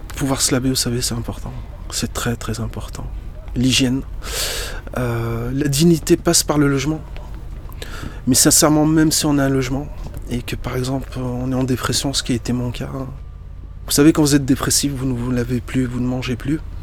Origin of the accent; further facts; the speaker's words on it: Lyon, Auvergne-Rhône-Alpes, France; French is a second language; also born or lived in Morocco; Dans le 8e où j'étais scolarisé, ça rappelle des souvenirs d'enfance très heureux l'école Saint-Maurice, l'école catholique privée mixte Saint-Maurice. J'arrivais du Maroc à l'âge de 10 ans. Je parlais pas un mot de français